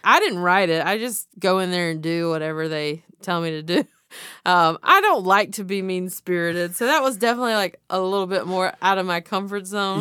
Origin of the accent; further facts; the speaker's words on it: the South, United States; I'm from the South.